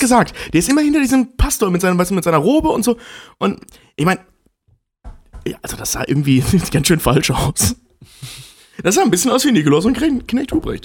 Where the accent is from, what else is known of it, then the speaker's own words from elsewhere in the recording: Kevelaer, North Rhine-Westphalia, Germany; in meiner Heimatstadt